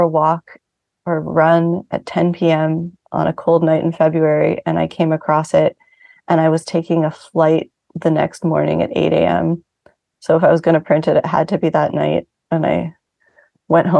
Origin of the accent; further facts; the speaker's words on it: Vancouver, British Columbia, Canada; now in New York City, United States; I grew up mostly in Vancouver, Canada.